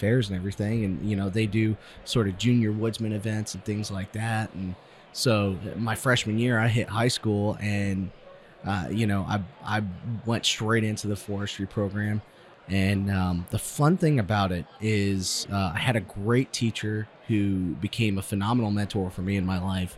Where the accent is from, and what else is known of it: Hudson, New Hampshire, United States; born or raised there